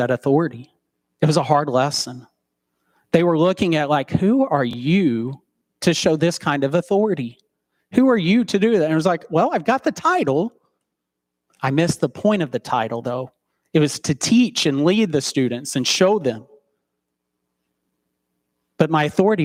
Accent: Chattanooga, Tennessee, United States; now in Central City, United States; return to my hometown of Chattanooga, Tennessee

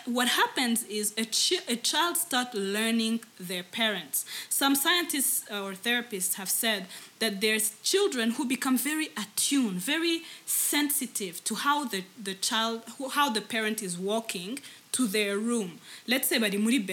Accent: Rwanda; English is a second language; as Rwandans

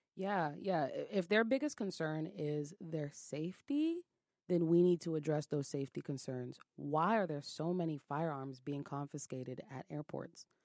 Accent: New York City, New York, United States; I'm from Brooklyn

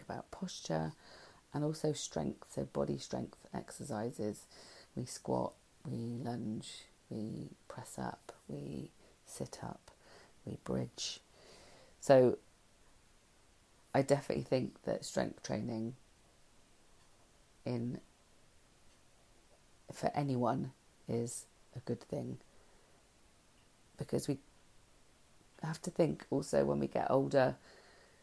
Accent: Langport, South West England, United Kingdom; my hometown, which is Langport

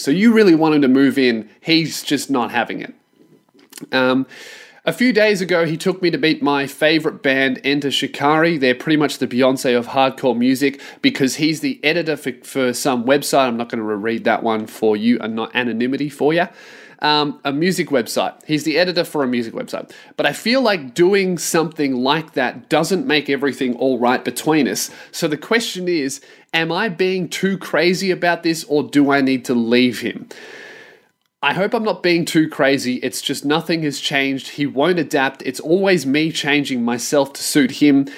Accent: Australia; as an Australian

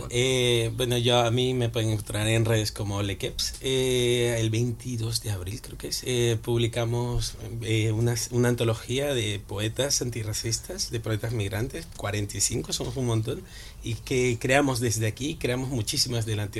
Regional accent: Ecuador; una recopilación de todo el trabajo de toda mi vida como persona migrante racializada y … como ecuatoriano, que es la parte más difícil, honestamente, para hablar de ello, porque ser ecuatoriano es vivir en el, en el completo desconocimiento.

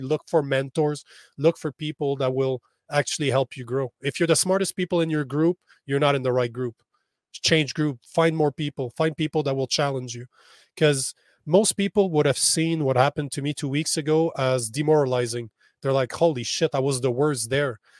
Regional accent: Canada; I'm in El Paso. right now, as a Canadian, I'm on the complete opposite side of North America

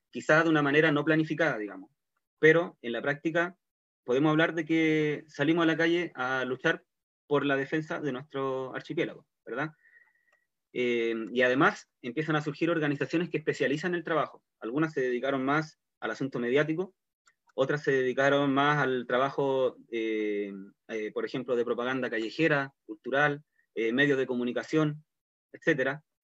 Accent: Chiloé, Los Lagos, Chile; queremos seguir siendo chilotes y chilotas

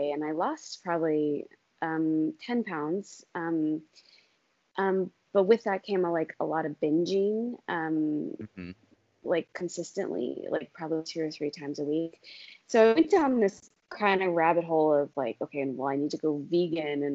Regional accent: Maine, United States; moved away as an adult; now in Germany; I'm originally from Maine, but I live over here with my husband and my family

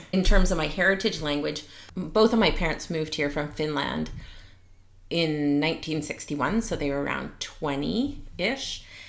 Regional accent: Vancouver, British Columbia, Canada; also born or lived in Richmond, BC; I was born in Vancouver, but my heritage is actually Finnish. But at the time when I was around 2 or 3, my aunt and uncle were living here and my aunt married a Frenchman. So when they were babysitting me, I started picking up French

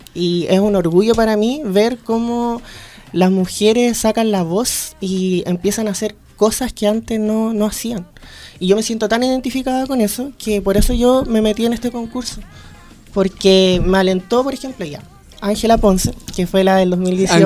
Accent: Coquimbo, Chile; moved away; also born or lived in Santiago; yo soy de Coquimbo, entonces me vine a Santiago

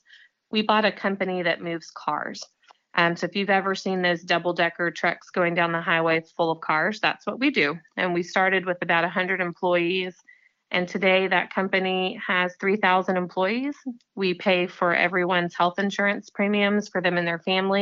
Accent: Southwest Missouri, United States; now in Cobb County, United States; I grew up in Southwest Missouri

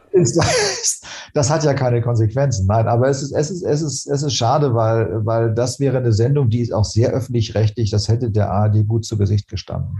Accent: Hamburg, Germany; Ich, als Hamburger brauche ich den Hafen, ich brauche als Hamburger die Nähe zur Nord- und Ostsee

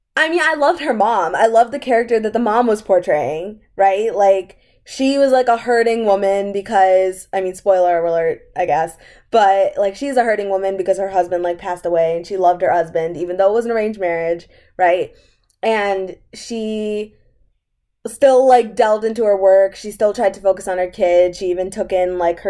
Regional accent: United States; we are American as much as we are Indian

